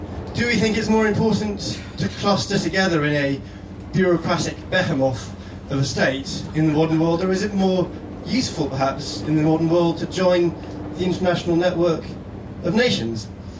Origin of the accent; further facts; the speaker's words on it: Scotland, United Kingdom; now in Oxford, United Kingdom; You wouldn't guess my accent, but I'm Scottish and I live in Oxford, which these days is basically a suburb of London, so I think that counts.